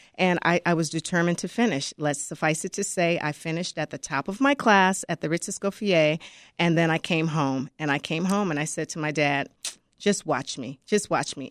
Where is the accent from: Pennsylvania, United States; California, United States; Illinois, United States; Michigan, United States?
Illinois, United States; Chicago; I was born and raised in Chicago